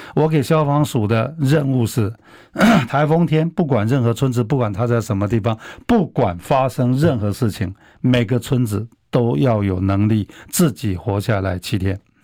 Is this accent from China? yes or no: no; Taiwan; 我们台湾人